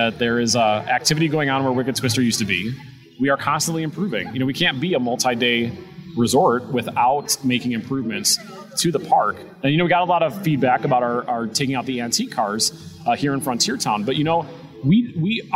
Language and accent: English; Wisconsin, United States; moved away as an adult; now in Ohio, United States; I'm not from here. I'm from Wisconsin